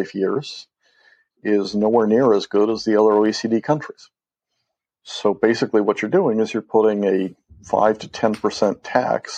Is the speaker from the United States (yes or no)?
no; Mexico; moved away as an adult; I grew up in Mexico